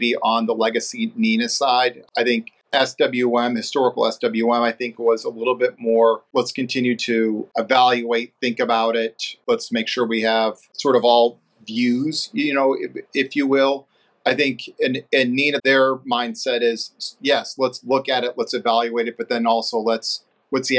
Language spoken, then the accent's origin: English; St. Louis, Missouri, United States; moved away as an adult; also born or lived in Ohio / New York / Florida; now in Atlanta, United States; I'm originally from St. Louis, Missouri, so in the Midwest.